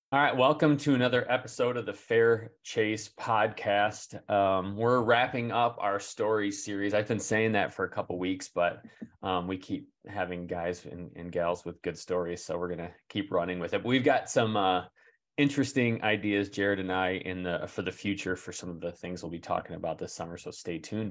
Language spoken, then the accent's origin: English; Michigan, United States; we're from Michigan